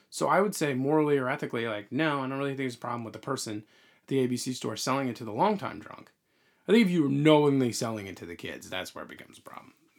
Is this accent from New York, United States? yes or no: yes; Long Island, New York, United States; we grew up on Long Island